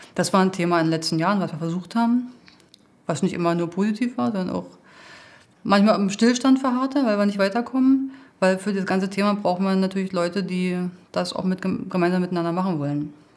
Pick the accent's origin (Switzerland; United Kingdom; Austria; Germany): Germany; Berlin; moved away as an adult; now in Uckermark, Germany; ich bin ursprünglich Berliner